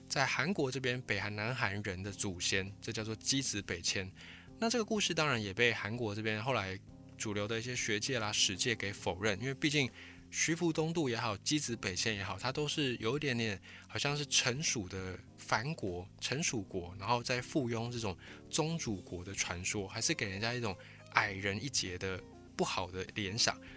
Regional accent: Taiwan; 我们是来自台湾

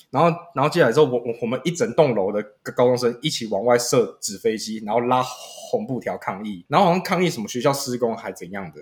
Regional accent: Keelung, Taiwan

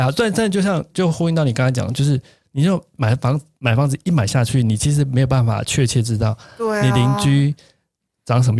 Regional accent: Tainan, Taiwan; 当然现在我一个月每个月至少回去一次，但是频率就是没那么高。就台南是我的故乡了。

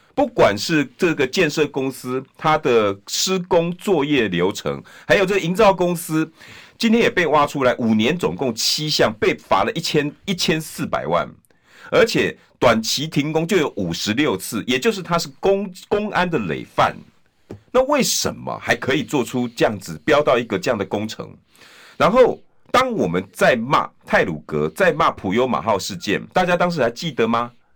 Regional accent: Taiwan; 我们台湾人

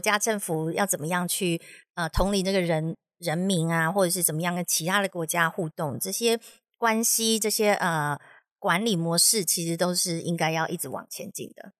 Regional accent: Taiwan; moved away as an adult; 我从小在台湾的教育体制长大

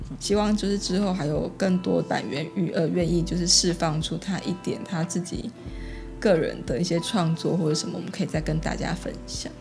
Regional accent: Taiwan; now in Taipei, Taiwan; 我们乡下到现在都还是可以听得到你那个，呃，骑着三轮车的广播

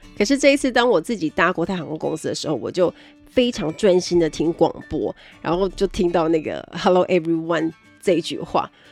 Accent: Kaohsiung, Taiwan; 我是高雄人

